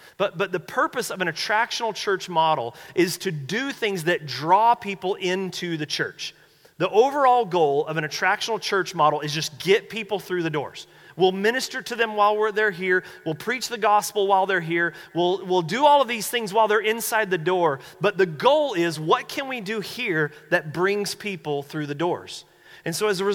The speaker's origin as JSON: {"language": "English", "region": "North Carolina", "country": "United States", "tie": "born or raised there", "moved": "yes", "said": "I'm from North Carolina"}